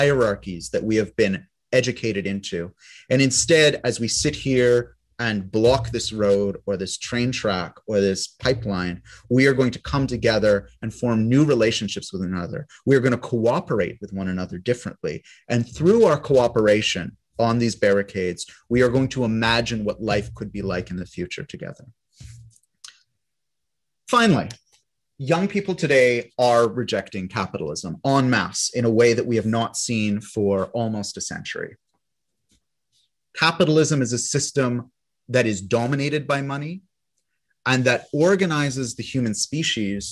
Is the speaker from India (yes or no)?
no; Canada; Those of us who are born as Canadian citizens